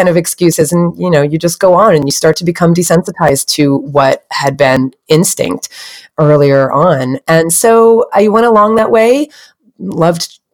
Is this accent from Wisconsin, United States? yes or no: no; New Jersey, United States; I grew up on the East Coast in New Jersey in the States